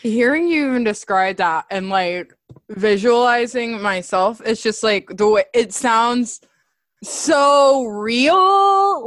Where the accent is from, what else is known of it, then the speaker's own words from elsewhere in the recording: the South, United States; growing up in the South